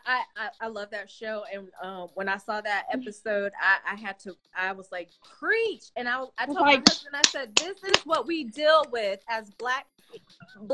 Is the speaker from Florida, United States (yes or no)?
no; Colorado, United States; moved away; I'm originally from Colorado.